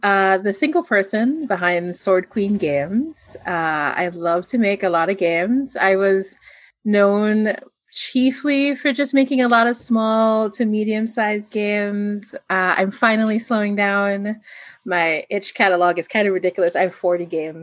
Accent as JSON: {"language": "English", "town": "Manila", "region": "Metro Manila", "country": "Philippines", "said": "So I'm from the Philippines. Specifically, I'm from Manila"}